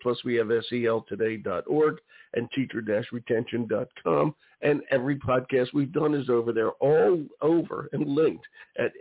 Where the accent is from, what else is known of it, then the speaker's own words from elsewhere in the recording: Philadelphia, Pennsylvania, United States; I'm from Philly.